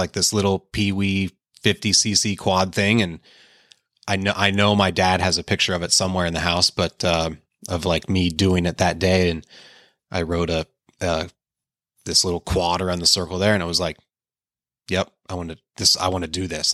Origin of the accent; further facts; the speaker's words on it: Pittsburgh, Pennsylvania, United States; also born or lived in Painesville, Ohio; we only lived there till I think I was three or four years old and then went to Pittsburgh. And, yeah, I grew up in Pittsburgh